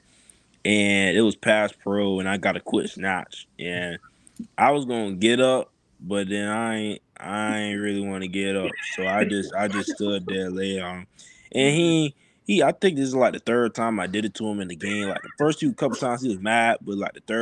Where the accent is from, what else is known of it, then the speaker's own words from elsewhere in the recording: Riverview, Florida, United States; also born or lived in Tampa, Florida; I was in Tampa for a couple years and then okay. I moved down here to Riverview, and then once I got to high school I went to Sumner